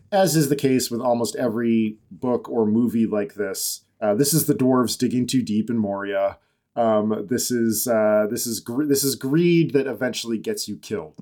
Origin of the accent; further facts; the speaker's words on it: Massachusetts, United States; born basically in my hometown.